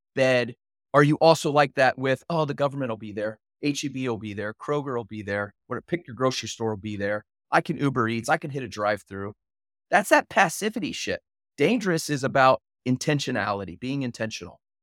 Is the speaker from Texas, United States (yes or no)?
yes; Houston, Texas, United States; moved away; I'm from Houston.